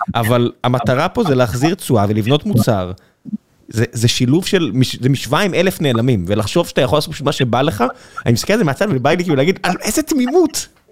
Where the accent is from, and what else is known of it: Israel